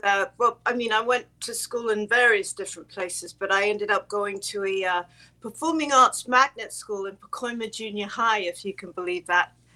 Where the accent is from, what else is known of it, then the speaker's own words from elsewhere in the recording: England, United Kingdom; I'm English um, I'm second generation Finnish